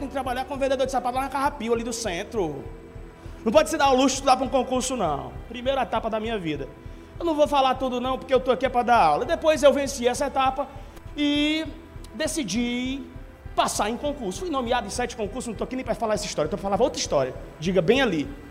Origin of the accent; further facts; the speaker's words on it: Quixadá, Ceará, Brazil; moved away; also born or lived in Caucaia, Ceará / Fortaleza, Ceará; eu vim do interior, do Quixadá mesmo